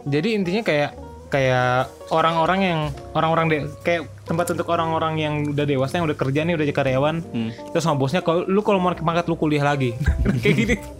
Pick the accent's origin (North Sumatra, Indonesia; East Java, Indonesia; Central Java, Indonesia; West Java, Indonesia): West Java, Indonesia; Bogor; Gua kan asal Bogor